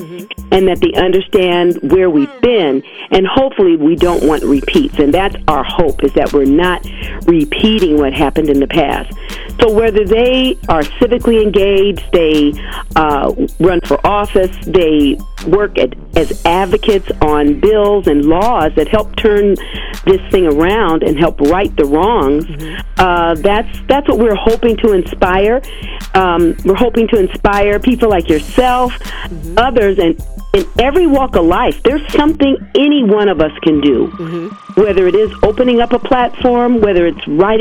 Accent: Nebraska, United States; I was born and raised in Nebraska

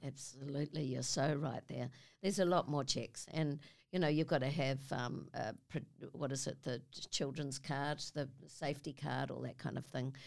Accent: Auckland, New Zealand; I come from New Zealand, from Auckland, a little suburb called Avondale, which is some Westie chick

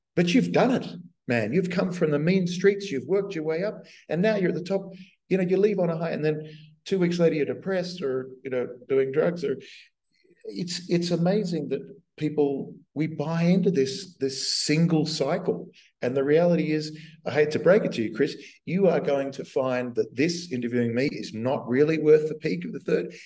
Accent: Australia; moved away as an adult; also born or lived in United States; I'd been a dweeby kid at um, high school in Australia

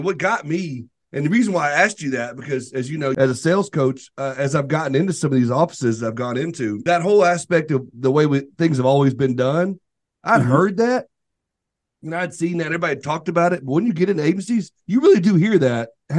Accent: Arkansas, United States; See, I can't spell. I'm from Arkansas, but I can spell.

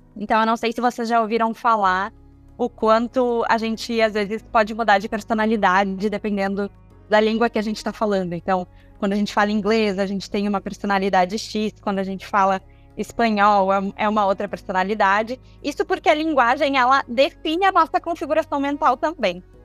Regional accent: Brazil; nós como brasileiros, a gente tem a nossa cultura brasileira

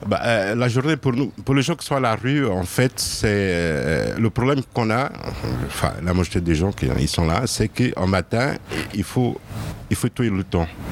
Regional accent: Lisbon, Portugal; moved away as an adult; also born or lived in Burgundy; now in Lyon, France; je suis né à Lisbonne. Euh, ça fait dix ans que je suis à Lyon.

